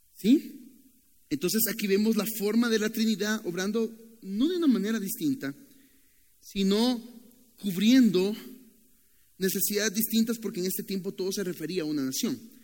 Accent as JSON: {"language": "Spanish", "country": "Nicaragua", "also_born_or_lived": "Costa Rica", "moved": "yes", "said": "soy de Nicaragua"}